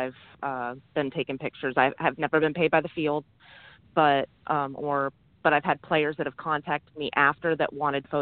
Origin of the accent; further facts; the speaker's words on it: Bradenton, Florida, United States; We're out of Florida. I'm from Bradenton